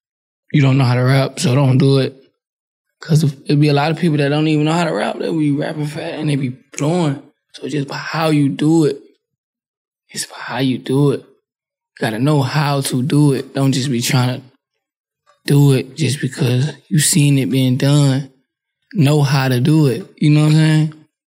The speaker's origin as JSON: {"language": "English", "town": "New Orleans", "region": "Louisiana", "country": "United States", "said": "Quill and them facts, and I'm from New Orleans."}